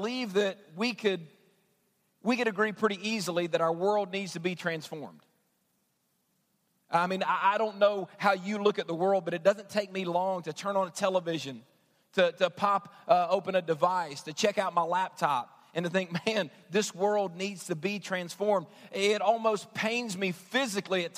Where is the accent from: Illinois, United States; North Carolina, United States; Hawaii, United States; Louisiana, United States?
Louisiana, United States; New Orleans; also born or lived in Southwest Georgia / West Virginia; now in Lexington, United States; I'm from Georgia. I grew up in New Orleans, lived in West Virginia